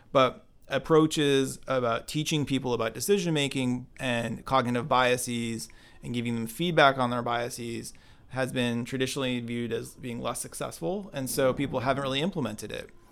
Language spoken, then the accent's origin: English; Binghamton, New York, United States; now in Cambridge, United States; Binghamton, New York, and grew up there.